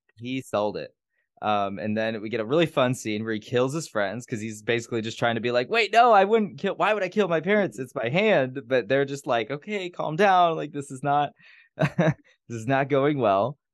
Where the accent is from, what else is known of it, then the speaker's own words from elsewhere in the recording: Gary, Indiana, United States; moved away; I'm from Gary, Indiana